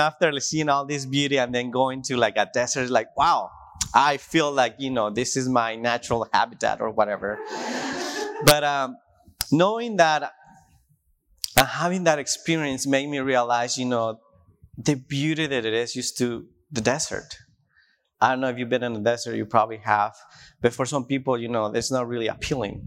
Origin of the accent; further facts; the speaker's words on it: Tijuana, Baja California, Mexico; English is a second language; moved away as an adult; now in Washington, United States; I grew up in Tijuana, and it's a desert place